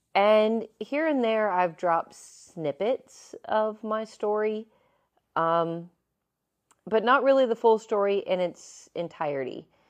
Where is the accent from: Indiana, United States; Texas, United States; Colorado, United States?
Indiana, United States; Evansville; moved away as an adult; also born or lived in Lakeland, Florida; in the grand city of Evansville, Indiana. Don't be jealous. That is where I was born and raised.